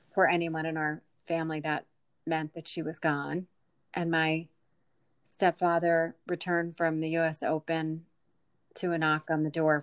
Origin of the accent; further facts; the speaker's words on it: near the Jersey Shore, New Jersey, United States; I grew up near the Jersey Shore